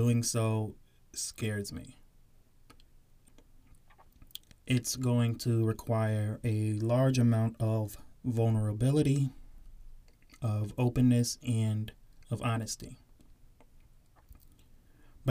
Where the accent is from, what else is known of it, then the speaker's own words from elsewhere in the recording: Southern Connecticut, United States; also born or lived in South Norwalk, Connecticut; I grew up in Southern Connecticut